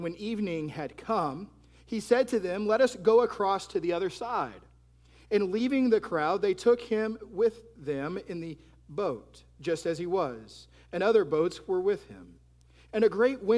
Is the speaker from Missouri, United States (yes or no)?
no; Texas, United States; now in Florida, United States; I'm from Texas, and so since moving to Florida